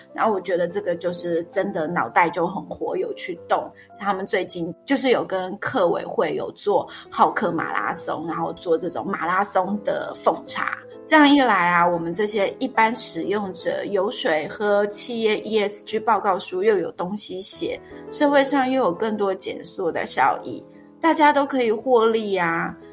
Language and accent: Chinese; Taiwan; 我们台湾人